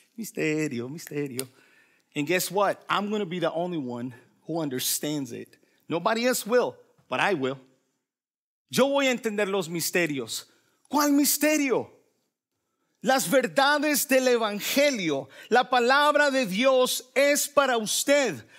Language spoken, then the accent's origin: Spanish; El Salvador; yo soy salvadoreño